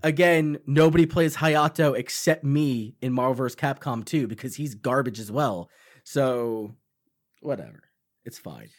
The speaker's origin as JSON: {"language": "English", "area": "Long Island", "region": "New York", "country": "United States", "said": "this movie in Long Island, too, which is where I'm from"}